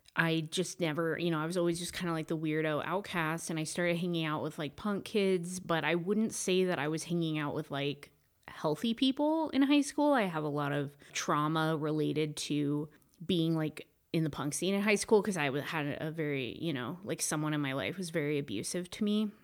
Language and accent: English; Humboldt County, Northern California, United States; now in Joshua Tree, United States; I am from Northern California, Humboldt County